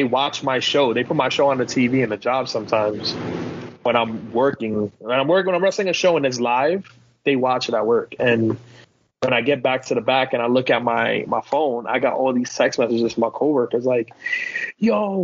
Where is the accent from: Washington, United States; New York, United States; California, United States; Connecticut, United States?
New York, United States; New York City; I came from the South Bronx